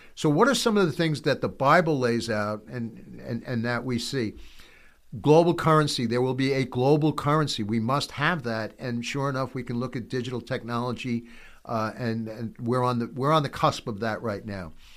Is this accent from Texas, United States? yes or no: no; New York City, New York, United States; as a New Yorker